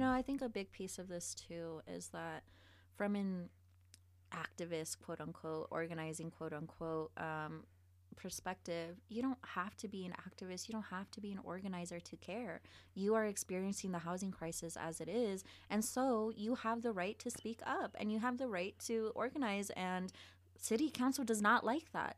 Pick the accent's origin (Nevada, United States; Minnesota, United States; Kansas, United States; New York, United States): Nevada, United States; Las Vegas; moved away; also born or lived in Reno, Nevada; I was born in Reno, but I grew up on the east side of Vegas